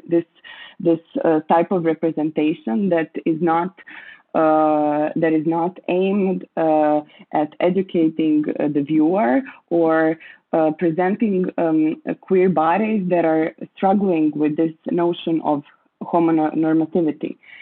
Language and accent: English; Croatia; I was born and grew up in Croatia, uh, and I still live here